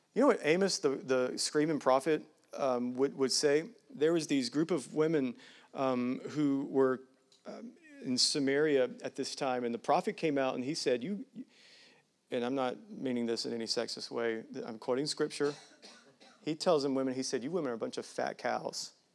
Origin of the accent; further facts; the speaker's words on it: United States; I'm as American as they come.